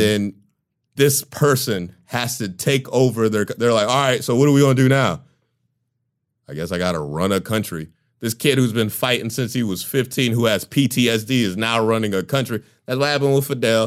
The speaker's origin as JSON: {"language": "English", "country": "United States", "tie": "born or raised there", "said": "as an American, I was raised to think Russia wasn't good."}